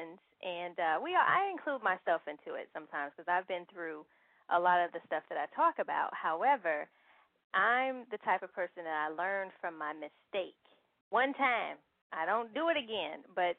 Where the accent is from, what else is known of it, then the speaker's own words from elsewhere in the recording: Chicago, Illinois, United States; moved away; I'm from Chicago originally